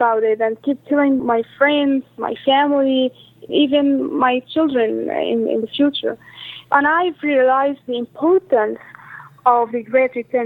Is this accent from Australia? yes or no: no; Gaza, Gaza Strip, Palestine; I myself was born and have grown in Gaza, and I did not go out or see the outer world